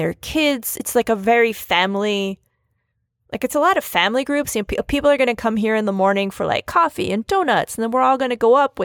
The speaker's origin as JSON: {"language": "English", "town": "Philadelphia", "region": "Pennsylvania", "country": "United States", "said": "I come from Philadelphia"}